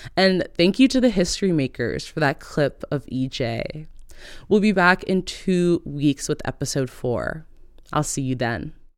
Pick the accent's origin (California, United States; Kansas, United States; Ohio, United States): California, United States; Oakland; moved away; growing up in East Oakland